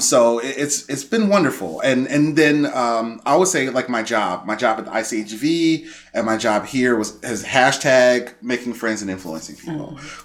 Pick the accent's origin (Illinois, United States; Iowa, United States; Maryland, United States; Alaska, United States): Illinois, United States; Chicago; born and raised in Chicago. I grew up in Roseland